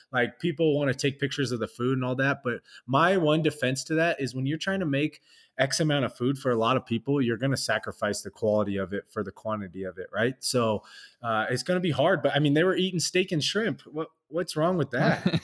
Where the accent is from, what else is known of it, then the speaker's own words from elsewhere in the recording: Southern California, United States; I'm from SoCal